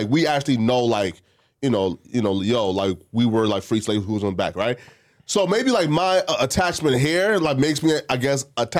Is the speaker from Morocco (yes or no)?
no; Liberia